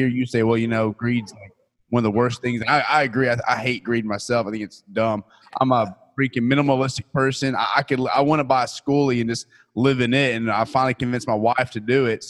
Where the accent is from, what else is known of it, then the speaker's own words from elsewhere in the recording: Texas, United States; That's where we're from